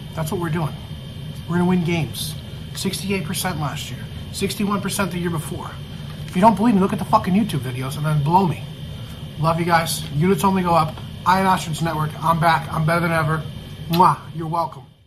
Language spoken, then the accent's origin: English; New York, United States; I'm a New Yorker